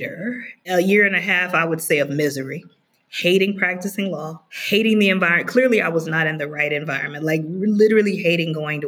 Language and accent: English; the South, United States; I went to college in Memphis, born and raised in the South, always in the South.